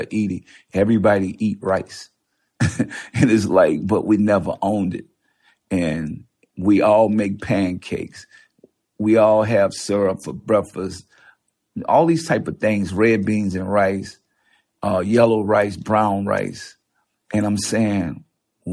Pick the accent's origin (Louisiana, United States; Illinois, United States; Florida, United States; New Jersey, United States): Louisiana, United States; New Orleans; I come from New Orleans